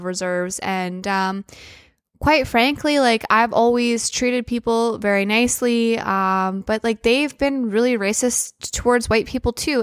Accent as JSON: {"language": "English", "town": "Prince Albert", "region": "Saskatchewan", "country": "Canada", "tie": "born or raised there", "said": "I grew up in Prince Albert"}